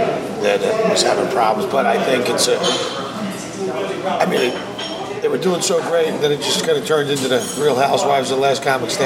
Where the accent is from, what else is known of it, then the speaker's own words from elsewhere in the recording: Philadelphia, Pennsylvania, United States; moved away as an adult; Northeast Philly.